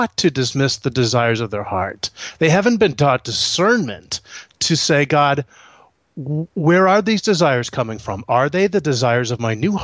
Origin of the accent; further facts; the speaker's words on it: Northeast, United States; moved away; also born or lived in Florida; We're actually from the Northeast originally